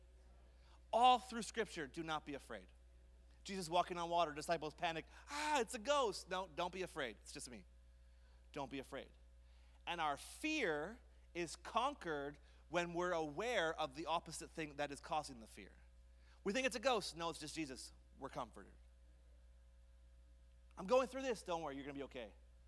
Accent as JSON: {"language": "English", "town": "Montreal", "region": "Quebec", "country": "Canada", "tie": "born or raised there", "said": "I grew up in Montreal"}